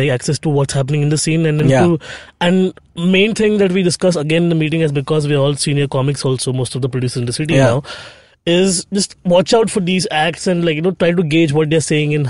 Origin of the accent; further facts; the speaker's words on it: Bhayandar, Maharashtra, India; growing up in Bhayandar.